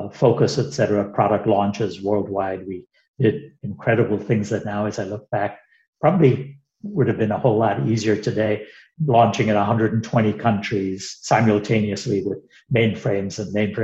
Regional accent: India; moved away as an adult; also born or lived in United Kingdom; now in Atlanta, United States; I grew up in India through undergrad school

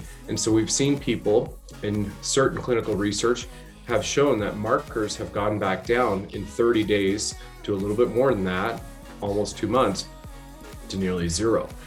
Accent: Canada; also born or lived in Ontario

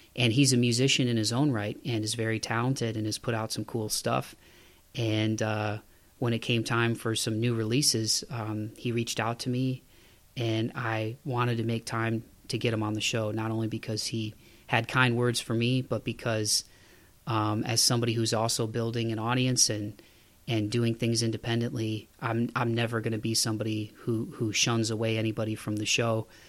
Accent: Toledo, Ohio, United States; moved away as an adult; now in Tennessee, United States; the last winter I was home in Toledo, Ohio, my hometown

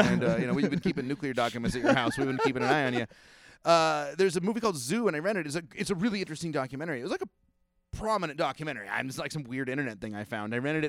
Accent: Kentucky, United States; I'm from Kentucky.

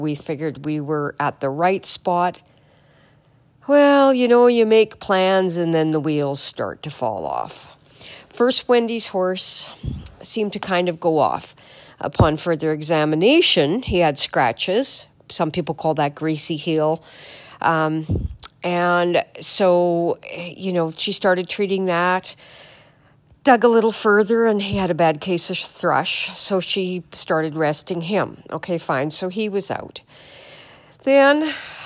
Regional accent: Manitoba, Canada; I'm from Manitoba, so it's cold here.

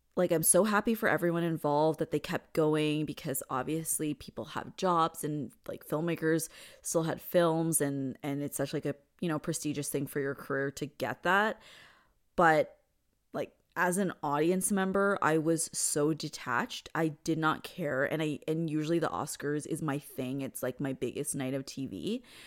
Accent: Canada; I'm Canadian

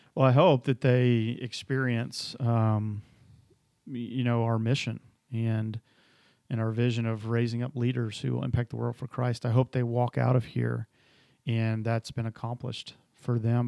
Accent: Atlanta, Georgia, United States; moved away; originally I grew up in Atlanta, Georgia

